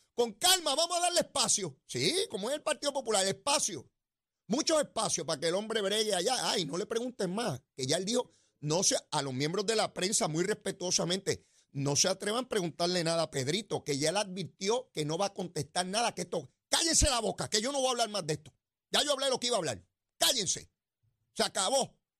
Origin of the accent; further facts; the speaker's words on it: San Juan, Puerto Rico; yo soy de allí de Capetillo